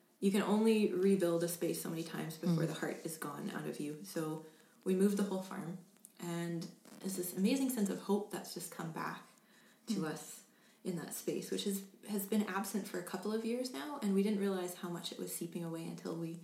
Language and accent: English; England, United Kingdom; moved away; I come from England